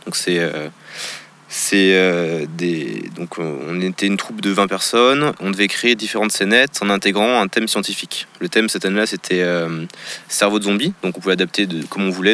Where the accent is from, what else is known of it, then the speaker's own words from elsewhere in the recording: France; je suis français